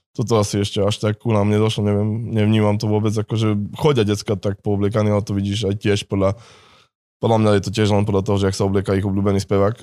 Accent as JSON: {"language": "Slovak", "region": "Košice Region", "country": "Slovakia", "said": "u nás v Košickom kraji"}